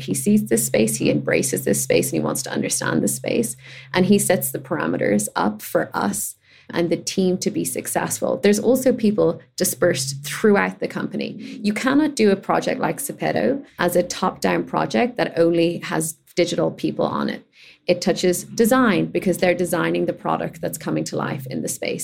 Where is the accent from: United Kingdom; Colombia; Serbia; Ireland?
Ireland; as a gay kid growing up in Ireland